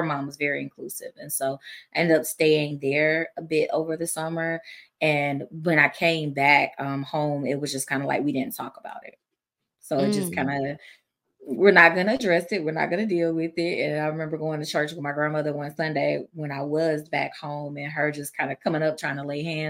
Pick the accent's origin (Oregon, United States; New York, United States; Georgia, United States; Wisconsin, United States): Georgia, United States; I'm from Georgia